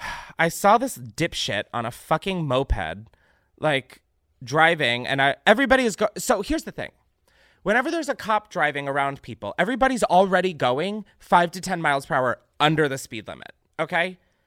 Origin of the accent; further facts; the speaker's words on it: Naperville, Illinois, United States; my hometown of Naperville and surrounding suburbs of Chicago was hit by a tornado